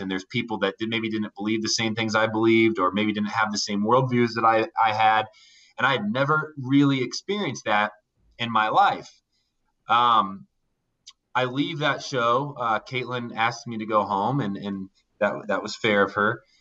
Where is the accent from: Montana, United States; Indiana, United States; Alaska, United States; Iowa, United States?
Indiana, United States; I grew up in Indiana uh, in a small town